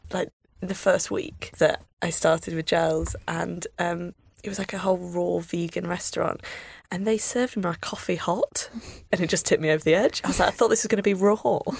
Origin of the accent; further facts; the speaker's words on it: Grimsby, Yorkshire and the Humber, United Kingdom; moved away as an adult; now in London, United Kingdom; I'm from Grimsby, where the staple dish is fish and chips.